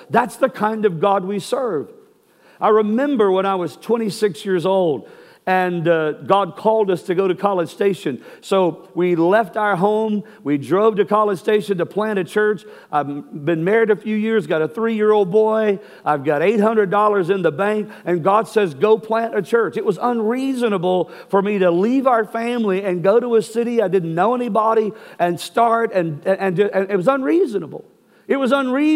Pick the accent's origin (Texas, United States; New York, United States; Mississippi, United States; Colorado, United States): Texas, United States; I'm from Texas